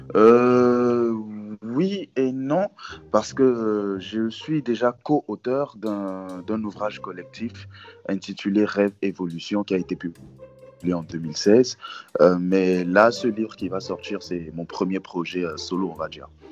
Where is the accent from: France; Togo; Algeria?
Togo; je suis togolais, togolais et fier